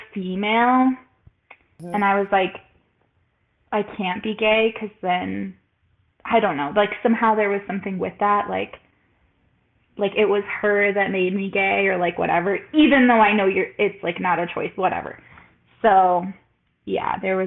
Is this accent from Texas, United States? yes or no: yes; El Paso, Texas, United States; moved away as an adult; also born or lived in Baltimore, Maryland; I'm 25. I grew up in El Paso, Texas, and I lived in Baltimore for 5 years